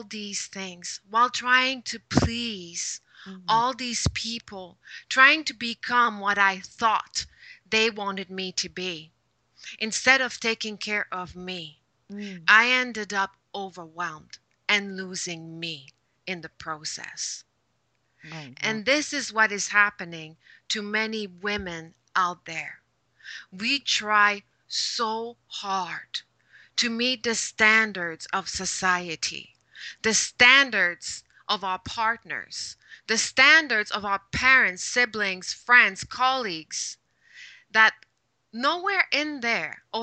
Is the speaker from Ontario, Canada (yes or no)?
no; Quebec, Canada; first language French; English is a second language; moved away as an adult; also born or lived in Shanghai / Hong Kong; now in Vancouver, Canada; I was born in Quebec, speaking French. And there was like two TV channels, both in French. And the only English that I saw was in the back of a shampoo bottle.